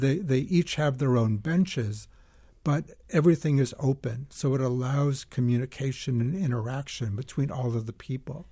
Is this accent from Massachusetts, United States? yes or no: yes; Lexington, Massachusetts, United States; moved away; I grew up in Lexington, Massachusetts